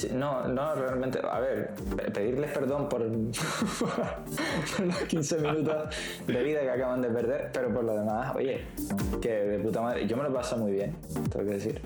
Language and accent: Spanish; Spain; como buenos españoles que somos